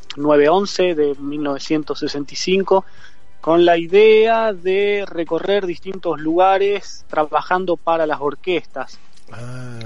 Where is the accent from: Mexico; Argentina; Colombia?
Argentina; moved away as an adult; yo salí de Argentina con Baco